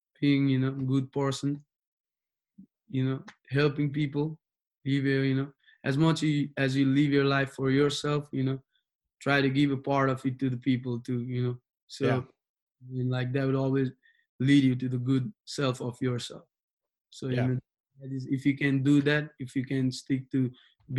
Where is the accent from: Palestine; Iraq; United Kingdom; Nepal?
Nepal; English is a second language; now in Wichita, United States; I was born in Nepal, but Wichita is going to be my second home too